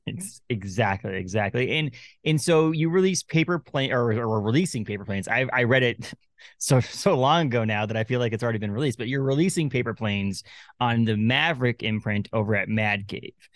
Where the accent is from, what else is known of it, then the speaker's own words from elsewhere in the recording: Newburyport, Massachusetts, United States; moved away as an adult; also born or lived in Lowell, Massachusetts / Haverhill, Massachusetts / Andover, Massachusetts; now in Maine, United States; I was born in Newburyport